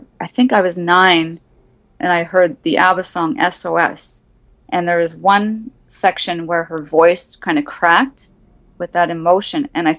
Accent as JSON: {"language": "English", "country": "Canada", "tie": "born or raised there", "said": "Oh, yes, absolutely."}